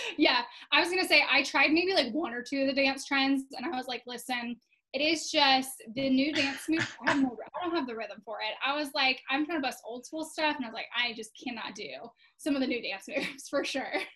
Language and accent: English; Florida, United States; I actually live in Tampa, Florida. So, uh, Florida native here